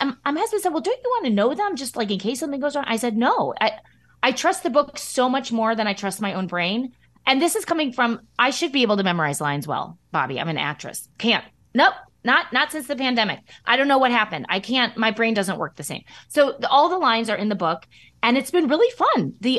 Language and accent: English; Midwest, United States; accent: Midwest flat A; So it's my accent. It's my Midwest flat A accent.